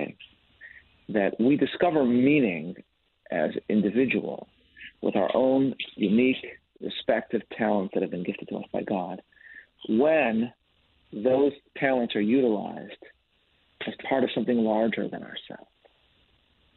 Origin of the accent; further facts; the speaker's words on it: Chicago, Illinois, United States; now in New York, United States; I'm from Chicago, originally, I live in New York